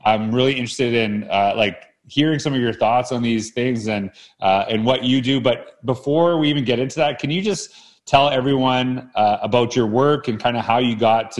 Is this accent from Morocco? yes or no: no; Canada; We're both from Canada.